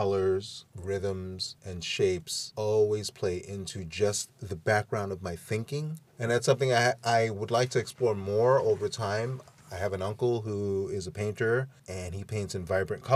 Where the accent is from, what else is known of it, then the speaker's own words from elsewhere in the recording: New York, United States; New York, yes, I was born here